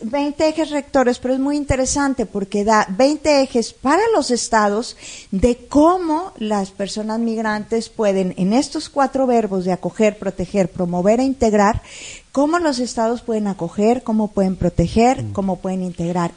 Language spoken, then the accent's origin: Spanish; Monterrey, Nuevo León, Mexico; Yo soy de aquí de Monterrey